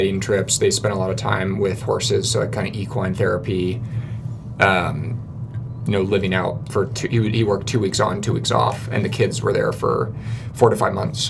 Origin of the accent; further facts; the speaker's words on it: Portland, Oregon, United States; moved away as an adult; now in Salt Lake Valley, United States; I grew up in Portland